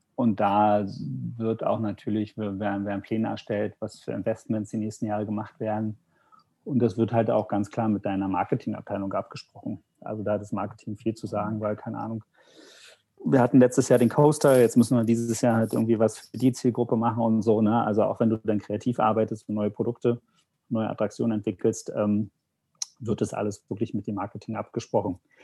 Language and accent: German; Germany; ich als ähm, Deutscher